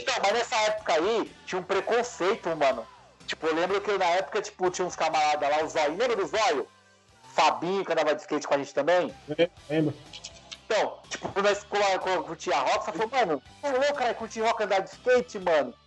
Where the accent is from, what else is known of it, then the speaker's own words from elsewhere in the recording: São Paulo, Brazil; na minha quebrada aqui no Itaim